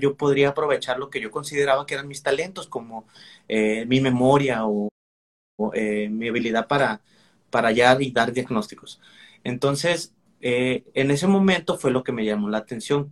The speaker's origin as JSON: {"language": "Spanish", "town": "Manzanillo", "region": "Colima", "country": "Mexico", "also_born_or_lived": "Villahermosa, Tabasco", "moved": "as an adult", "lives_now": "Monterrey, Mexico", "said": "yo soy de Manzanillo, Colima"}